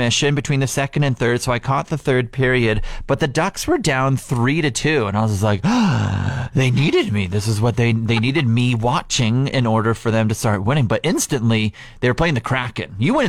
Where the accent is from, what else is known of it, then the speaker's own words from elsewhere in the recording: Regina, Saskatchewan, Canada; moved away; I grew up in Regina